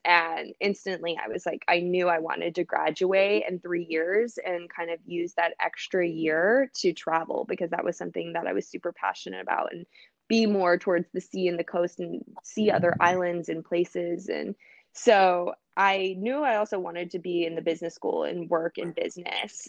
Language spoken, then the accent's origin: English; Los Angeles, California, United States; also born or lived in Dallas, Texas; I was born in Dallas actually, and I moved to Los Angeles when I was young